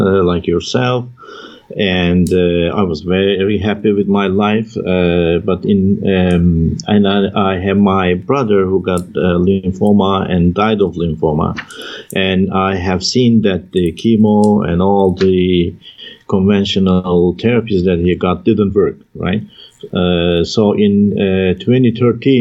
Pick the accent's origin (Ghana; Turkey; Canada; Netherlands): Turkey; Taurus Mountains, southern Turkey; moved away; I was raised in the Taurus Mountains in the southern part of Turkey